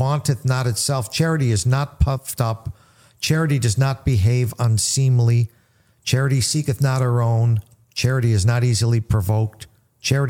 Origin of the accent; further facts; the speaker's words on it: United States; I grew up on the East Side, Little Italy, we were all Roman Catholics.